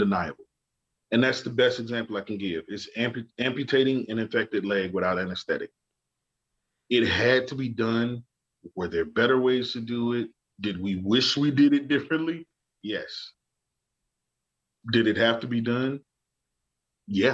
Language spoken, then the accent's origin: English; Birmingham, Alabama, United States; growing up in the South